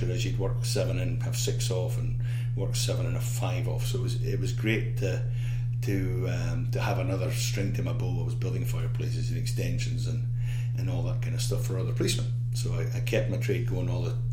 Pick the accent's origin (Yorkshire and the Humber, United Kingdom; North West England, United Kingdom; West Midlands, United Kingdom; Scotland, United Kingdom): Scotland, United Kingdom; Isle of Arran; I come from the Isle of Arran, which is a very small place. Geographically off the west coast of Scotland, only about 3,000 people